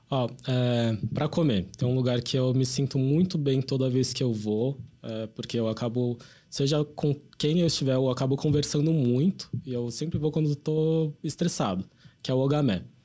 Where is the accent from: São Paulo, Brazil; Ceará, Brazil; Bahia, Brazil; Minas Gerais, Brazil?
São Paulo, Brazil; a gente é enquanto paulistano